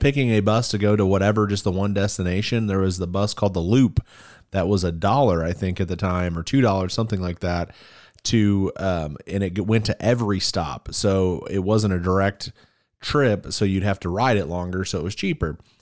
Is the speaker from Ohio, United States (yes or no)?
yes; Cleveland, Ohio, United States; now in Springfield, Missouri, United States; we come from Cleveland, Ohio